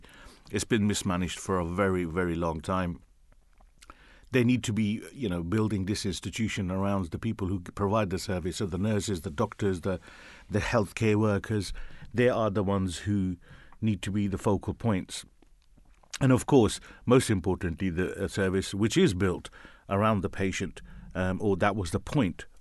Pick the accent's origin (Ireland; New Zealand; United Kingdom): United Kingdom; London; Born and bred Londoner, when people ask me that, and I say, I'm from London. Born, bred here